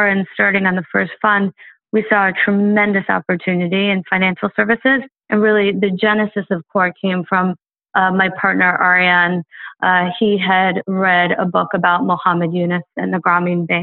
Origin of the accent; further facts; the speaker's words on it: outside of New York City, United States; I was born and raised outside of New York City